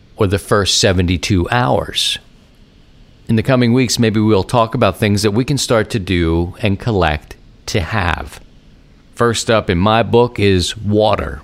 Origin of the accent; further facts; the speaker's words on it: Baltimore, Maryland, United States; now in St. Louis, United States; growing up in Baltimore